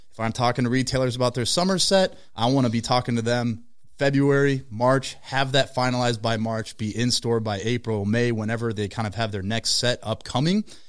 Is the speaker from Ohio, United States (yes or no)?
no; Minnesota, United States; We're from Minnesota, so Target has, like, this extra level of importance placed on it.